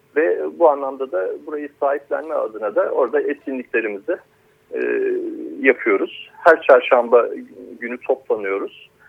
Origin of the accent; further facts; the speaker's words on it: Akyaka, Muğla, Turkey; biz Akyakalılar olarak